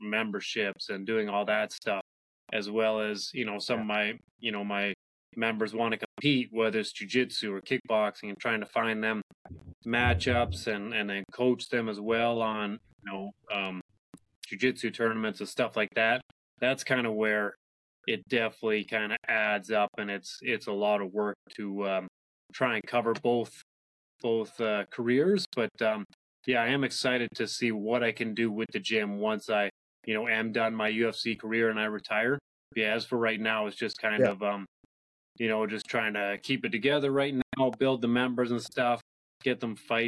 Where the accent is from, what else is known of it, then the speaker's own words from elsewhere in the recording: Huntsville, Ontario, Canada; I was born and raised in Huntsville up in Muskoka